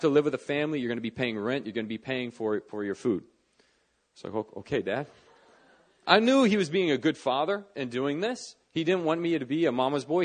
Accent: Northern Virginia, United States; moved away as an adult; now in Seoul, South Korea; I grew up in Northern Virginia

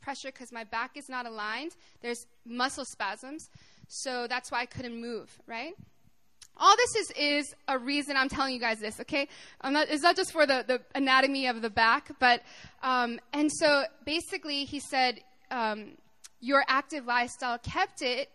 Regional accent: Arkansas, United States; I'm from Arkansas. I'm a country girl

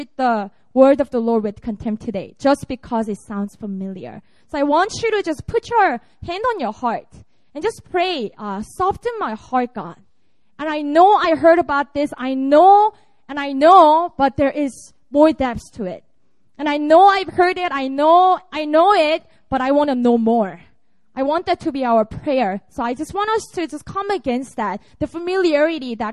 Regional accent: Busan, South Korea; moved away as an adult; also born or lived in Seoul; this is my hometown. I was born and raised in Busan, and I went to Seoul when I entered college.

